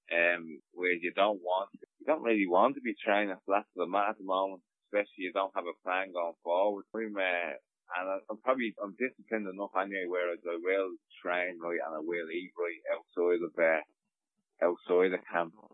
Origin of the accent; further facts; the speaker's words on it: Dublin, Leinster, Ireland; I'm from Dublin, so I go home to my own house.